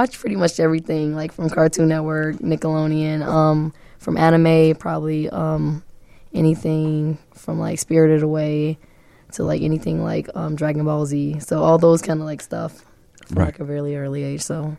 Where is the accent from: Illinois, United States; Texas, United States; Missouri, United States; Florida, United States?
Illinois, United States; Chicago; I come from the south side of Chicago. I've born and raised there for my entire life. I've moved back from, like, the 100s to the 88th and, like, Loomis, back and forth. But that's where mainly I come from.